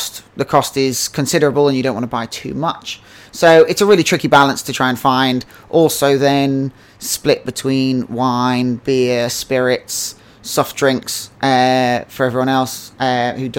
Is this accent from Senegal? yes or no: no; Henley-on-Thames, South East England, United Kingdom; moved away as an adult; I've always wanted to come back to my hometown, Henley-on-Thames, and launch a distillery here